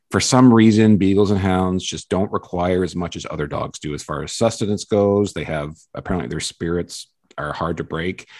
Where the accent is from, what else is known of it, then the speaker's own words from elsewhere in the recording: Ontario, Canada; I live in a small hometown out a couple hours outside of Toronto